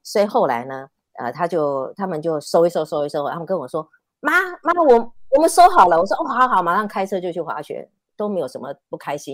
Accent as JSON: {"language": "Chinese", "country": "Taiwan", "also_born_or_lived": "Canada", "said": "我决定回台湾的原因是因为我啊，我，我爸爸是讲台语的"}